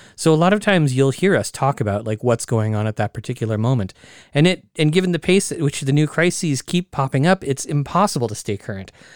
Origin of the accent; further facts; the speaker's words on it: Oregon, United States; my home state of Oregon